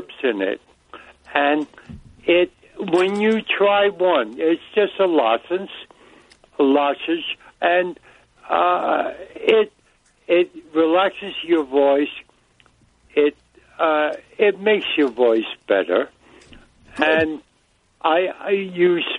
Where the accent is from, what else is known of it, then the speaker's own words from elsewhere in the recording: New York City, New York, United States; now in Suffolk County, United States; I'm from Brooklyn, too.